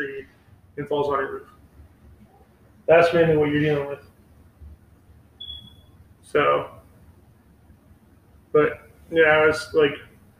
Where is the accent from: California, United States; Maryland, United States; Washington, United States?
Washington, United States; Bremerton; moved away as an adult; now in Arizona, United States; I'm from Bremerton